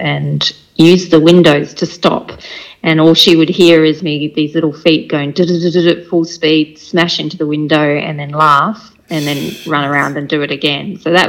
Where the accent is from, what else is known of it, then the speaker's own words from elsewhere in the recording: Takapuna, Auckland, New Zealand; born there; I was born in Takapuna in Auckland in New Zealand.